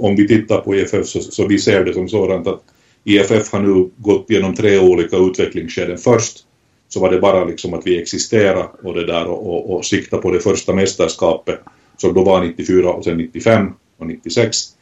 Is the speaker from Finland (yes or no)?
yes; Finland; mitt hemland, Finland